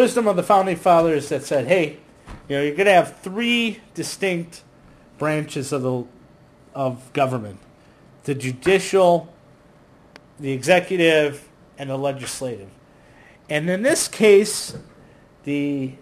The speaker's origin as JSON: {"language": "English", "country": "United States", "said": "we as Americans"}